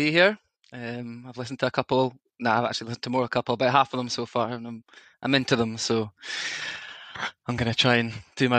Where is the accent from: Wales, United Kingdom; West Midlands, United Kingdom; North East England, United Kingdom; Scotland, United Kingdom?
Scotland, United Kingdom; Edinburgh; Yeah, I'm from Edinburgh, grew up in Edinburgh, with a non-footballing supporting immediate family.